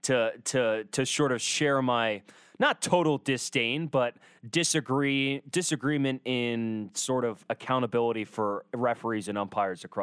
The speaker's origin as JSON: {"language": "English", "region": "Washington", "country": "United States", "tie": "born or raised there", "moved": "yes", "lives_now": "Corvallis, United States", "said": "my home state"}